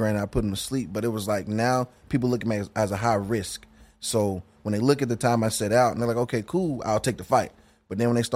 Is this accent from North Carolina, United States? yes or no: yes; North Carolina, United States; I'm from North Carolina